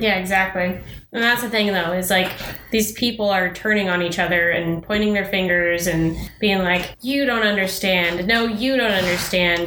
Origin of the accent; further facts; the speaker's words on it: Denver, Colorado, United States; moved away as an adult; now in Pacific Northwest, United States; I grew up in Denver